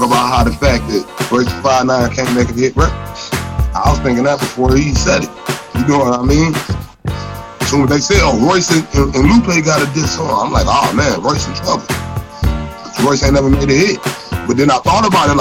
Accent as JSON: {"language": "English", "town": "Detroit", "region": "Michigan", "country": "United States", "moved": "yes", "lives_now": "the South, United States", "said": "I'm from Detroit"}